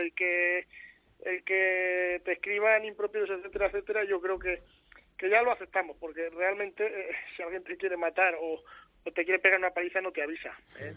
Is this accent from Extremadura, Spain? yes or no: no; Aragon, Spain; por mi zona